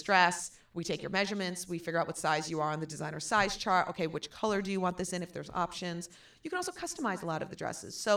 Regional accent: Fairfield, Connecticut, United States; also born or lived in Maine; I grew up in Fairfield, right next town over.

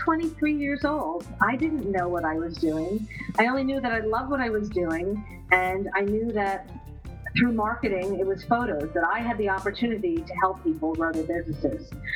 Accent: Edison, New Jersey, United States; also born or lived in Princeton, New Jersey; I grew up in Edison, and my family moved down to Princeton

